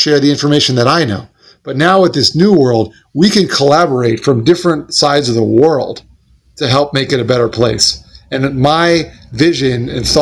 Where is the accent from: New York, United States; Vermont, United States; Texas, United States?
New York, United States; Smithtown; born or raised there